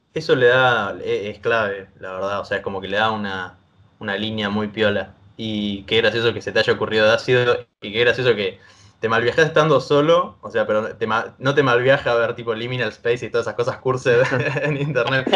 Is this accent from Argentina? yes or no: yes; Argentina; yo soy también un chico del interior